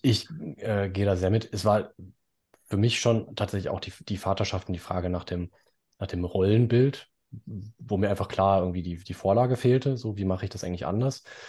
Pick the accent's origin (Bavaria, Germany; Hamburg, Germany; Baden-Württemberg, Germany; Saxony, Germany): Baden-Württemberg, Germany; bei uns in Baden-Württemberg